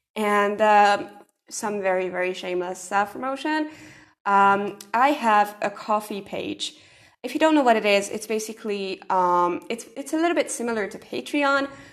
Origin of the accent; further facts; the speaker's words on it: Hungary; I'm from Hungary